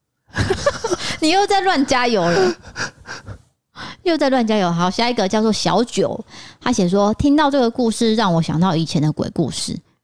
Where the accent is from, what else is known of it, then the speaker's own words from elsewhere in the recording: northern Taiwan, Taiwan; also born or lived in Tainan; 我是台南出生的，不过我都是在北部长大